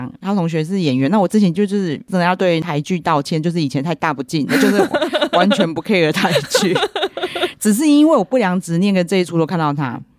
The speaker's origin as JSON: {"language": "Chinese", "region": "Nantou County", "country": "Taiwan", "said": "我们南投就是出美女"}